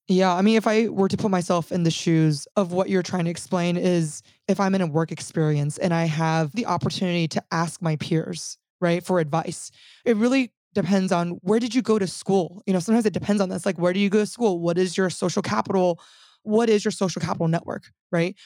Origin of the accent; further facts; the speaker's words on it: California, United States; also born or lived in Silicon Valley; So I'm from California. I spent eight years in Silicon Valley. And I think strongly identifying as Californian even at a very young age